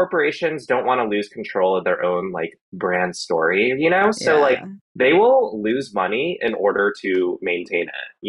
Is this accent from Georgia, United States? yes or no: yes; Atlanta, Georgia, United States; I've also been working on this adult novel that's kind of all about me growing up in Atlanta, Georgia.